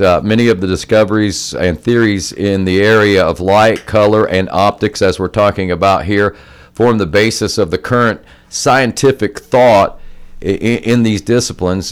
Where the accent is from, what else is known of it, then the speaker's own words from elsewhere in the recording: Jackson, United States; I grew up over in Jackson, just a few miles from where we are now